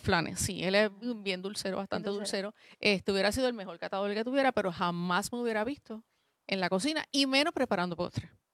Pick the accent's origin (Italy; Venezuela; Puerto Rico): Puerto Rico; moved away as an adult; now in Mayagüez, Puerto Rico; mi familia es del área metropolitana y yo soy la única que estoy acá